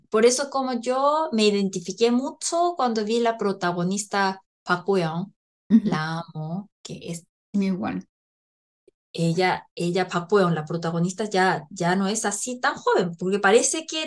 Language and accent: Spanish; Chile; es que como buenas chilenas